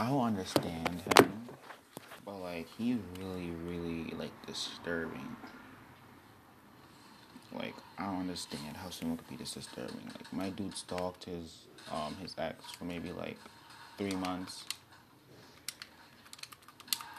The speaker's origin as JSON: {"language": "English", "country": "Trinidad & Tobago", "moved": "yes", "said": "where I'm from Trinidad and Tobago."}